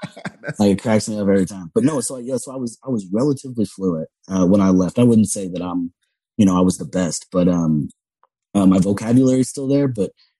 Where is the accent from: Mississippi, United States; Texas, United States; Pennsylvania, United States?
Texas, United States; Los Fresnos; accent: Cajun; moved away as an adult; also born or lived in Louisiana; now in Austin, United States; I'm from Los Fresnos.